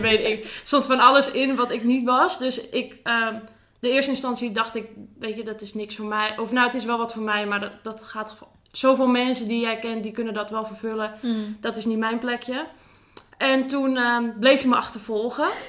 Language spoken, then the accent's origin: Dutch; Zaandam, North Holland, Netherlands; Ik kom uit Zaandam